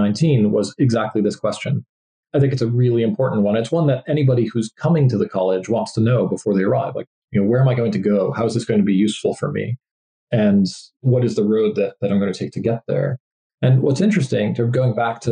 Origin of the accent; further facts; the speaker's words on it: New England, United States; I grew up in New England in the US